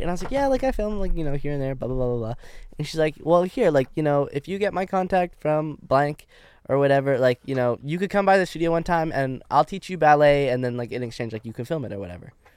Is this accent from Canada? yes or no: yes; Canada; accent: Canadian; moved away as an adult; now in United States; my Canadian accent